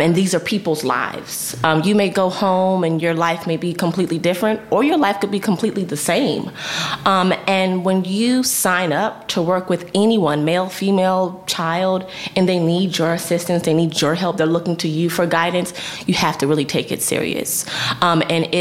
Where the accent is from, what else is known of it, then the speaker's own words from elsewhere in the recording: Northern Virginia, United States; I grew up in Northern Virginia, which is in the DMV area close to Washington, D.C.